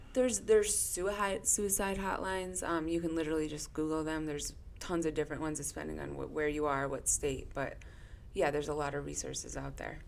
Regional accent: Weston, Connecticut, United States; I grew up in not too far from here in Weston, Connecticut

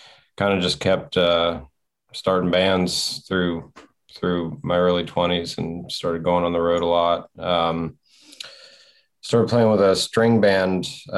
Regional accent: Martinsburg, West Virginia, United States; moved away; also born or lived in Silver Spring, Maryland / Lexington, Kentucky; I was born in Silver Spring, Maryland. I grew up mostly in West Virginia, kind of in the Eastern Panhandle, a little area. Martinsburg is kind of the bigger town in the area that I was in.

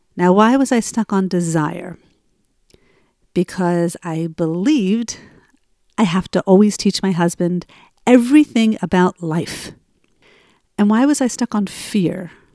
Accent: Cherry Hill, New Jersey, United States; moved away; broadcasting from my hometown of Cherry Hill, New Jersey. I am here for a month visiting my family

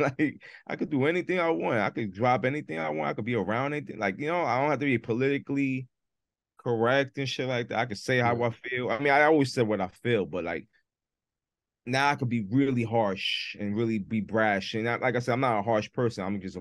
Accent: Massachusetts, United States; Yeah, I came from Mass.

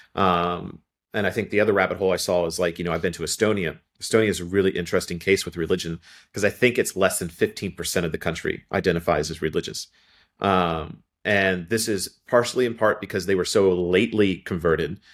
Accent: Ohio, United States; moved away; also born or lived in Kentucky; I grew up in Ohio originally. All my family are from Kentucky, and eventually I would move back

